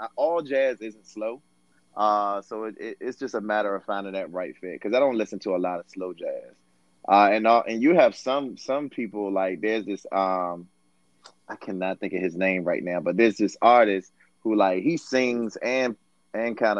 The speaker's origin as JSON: {"language": "English", "town": "Portsmouth", "region": "Virginia", "country": "United States", "tie": "born or raised there", "lives_now": "Washington, D.C., United States", "said": "My mom and pops moved down to the Portsmouth, Virginia area"}